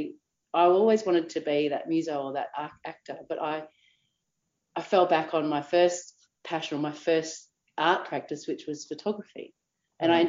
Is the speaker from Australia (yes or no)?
yes; Geelong, Victoria, Australia; as a young person growing up in Geelong